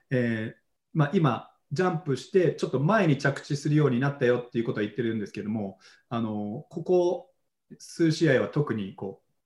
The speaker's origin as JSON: {"language": "Japanese", "region": "Tokyo", "country": "Japan", "tie": "born or raised there", "also_born_or_lived": "New York, United States"}